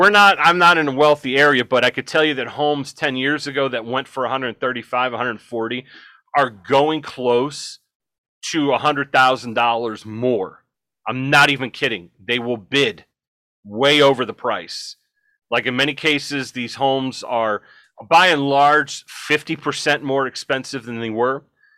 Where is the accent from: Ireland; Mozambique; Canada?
Ireland; Bungalow, not bungalow, bungalow. I'm Irish, so I can say that.